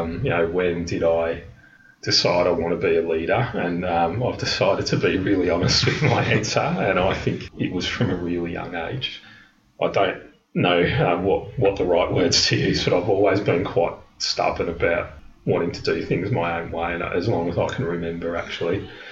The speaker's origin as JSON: {"language": "English", "town": "Melbourne", "region": "Victoria", "country": "Australia", "tie": "born or raised there", "also_born_or_lived": "London", "moved": "as an adult", "said": "I was born in Melbourne, but I moved to London at a, a pretty young age in my mid 20s"}